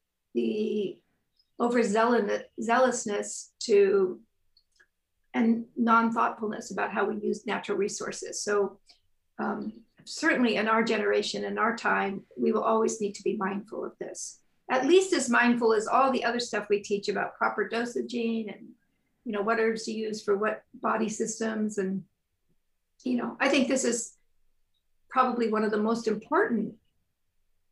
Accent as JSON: {"language": "English", "region": "Northern California", "country": "United States", "tie": "born or raised there", "moved": "as an adult", "said": "I grew up in Northern California"}